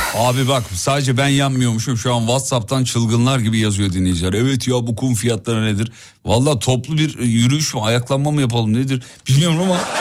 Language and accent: Turkish; İzmit, Kocaeli, Turkey; moved away; Ben tam bir İzmit sevdalısıyım yemin ediyorum. Memleketimi çok seviyorum.